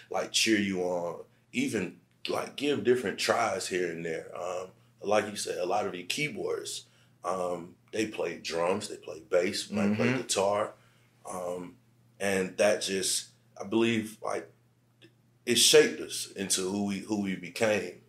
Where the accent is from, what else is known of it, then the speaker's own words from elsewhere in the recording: Aiken, South Carolina, United States; moved away; I'm from Aiken, South Carolina